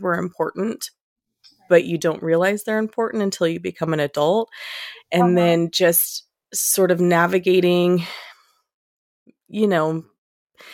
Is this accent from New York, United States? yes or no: no; Modesto, California, United States; I've born and raised in California, lived here my whole life